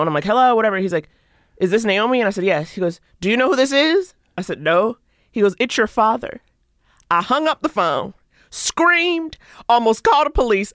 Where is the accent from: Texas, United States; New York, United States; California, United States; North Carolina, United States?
New York, United States; New York City; I grew up in Harlem